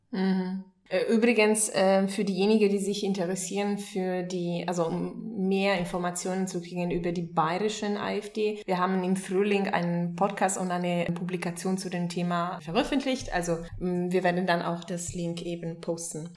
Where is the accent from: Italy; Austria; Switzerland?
Italy; now in Munich, Germany; ich bin aus Italien